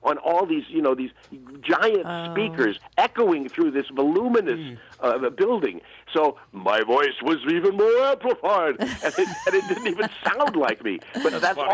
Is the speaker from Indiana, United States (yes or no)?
yes; Goshen, Indiana, United States; I was born in Goshen, Indiana, and I'm of Amish and Irish ancestry